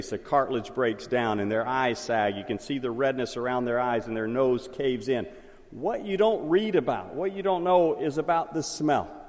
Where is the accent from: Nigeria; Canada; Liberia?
Liberia; Where I grew up in Liberia when I was a young boy, and my father was putting in that six mile road from our mission station through the swamp out to the government road